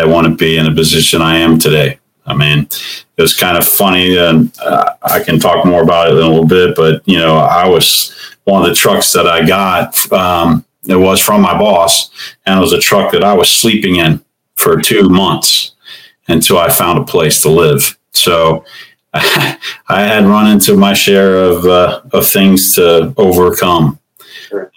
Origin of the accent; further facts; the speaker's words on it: Cincinnati, Ohio, United States; I'm from Cincinnati, Ohio. Grew up here and I've uh, been here all my life